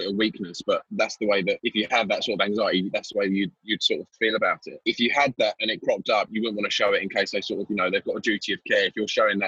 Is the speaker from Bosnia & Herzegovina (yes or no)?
no; Essex, East of England, United Kingdom; I'm from Essex.